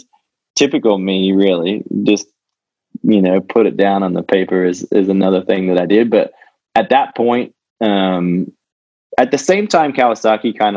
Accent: Australia; born or raised there; moved away as an adult

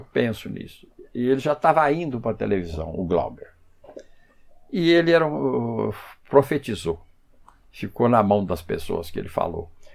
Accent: Brazil; mas mesmo na, na infância eu morei eu nasci aqui na Rua da Cutia

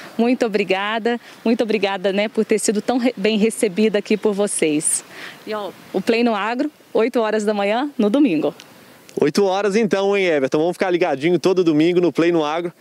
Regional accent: Minas Gerais, Brazil; também sou mineira

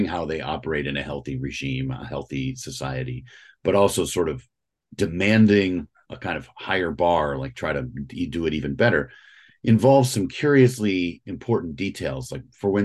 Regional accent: St. Louis, Missouri, United States; now in Northern Virginia, United States; I'm originally from St. Louis, Missouri.

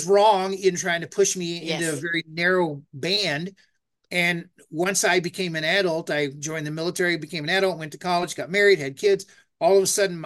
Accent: United States; I'm American

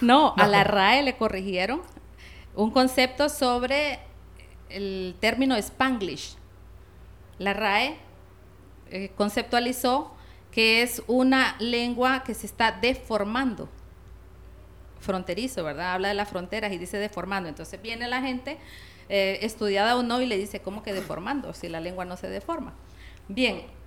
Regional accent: La Paz, Honduras; Soy de La Paz.

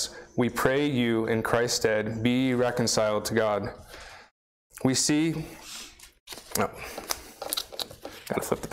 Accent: Canada; moved away as an adult; now in United States; I was born in the U.S., but I was raised in Canada from age 3 to age 20.

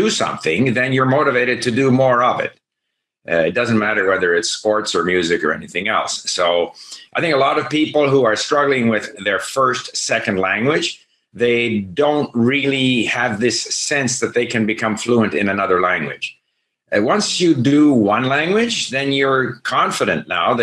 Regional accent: Montreal, Quebec, Canada; moved away as an adult; also born or lived in France / Hong Kong / Japan; I grew up in Montreal, which was theoretically bilingual, but wasn't bilingual. So English-speaking Montreal was English

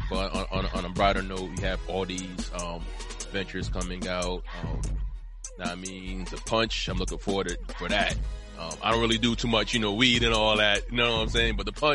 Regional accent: Teaneck, New Jersey, United States

